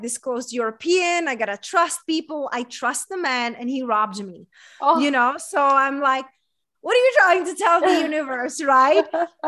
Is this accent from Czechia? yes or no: yes; Czechia; English is a second language; now in United States; so I moved here 11 years ago, and I'm coming from a small town in Czech Republic, hence that's my accent from. But growing up in a small town in Czech Republic, there was a lot of comparing.